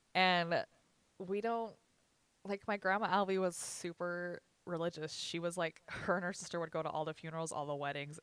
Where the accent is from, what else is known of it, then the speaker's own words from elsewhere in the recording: Richfield, Utah, United States; I was born in Sevier Valley Hospital